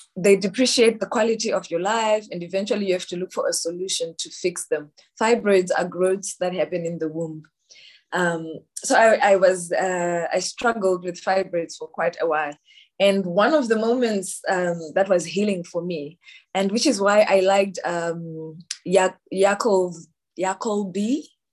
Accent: Zimbabwe; I am from Zimbabwe

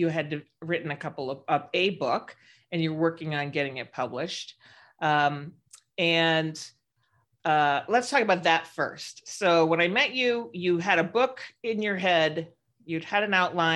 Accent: San Francisco, California, United States; I'm from San Francisco.

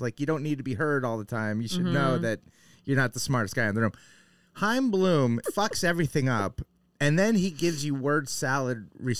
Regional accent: New Hampshire, United States; born or raised there; also born or lived in New York

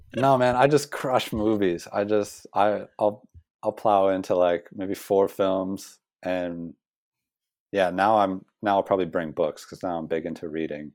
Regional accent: United States; moved away as an adult; also born or lived in Australia; now in New Zealand; being as an American

